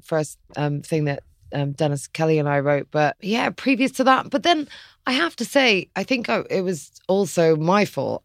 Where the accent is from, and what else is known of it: Ireland; also born or lived in London